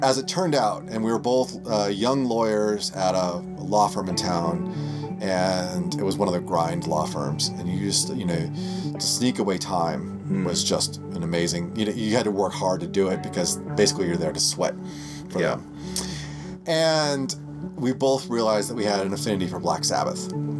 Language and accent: English; Idaho, United States; also born or lived in Nebraska / North Dakota; so I grew up in Nebraska and North Dakota, and then Idaho, ultimately.